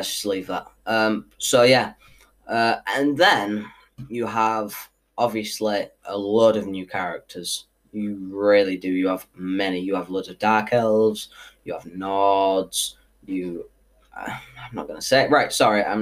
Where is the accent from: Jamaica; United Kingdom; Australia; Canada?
United Kingdom; I am from Britain